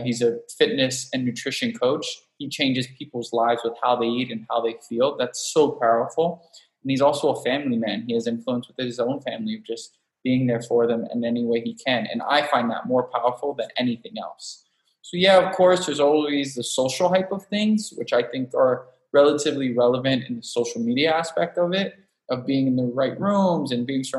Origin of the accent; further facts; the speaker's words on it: Miami, Florida, United States; moved away as an adult; also born or lived in New York / Los Angeles; now in San Diego, United States; I was born and raised in Miami